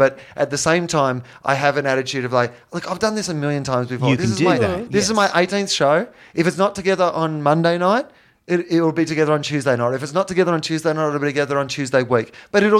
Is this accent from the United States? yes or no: no; Australia; I'm from Australia